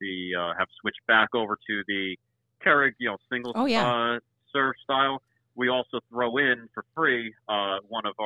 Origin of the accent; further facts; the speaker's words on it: East Coast, United States; growing up on the East Coast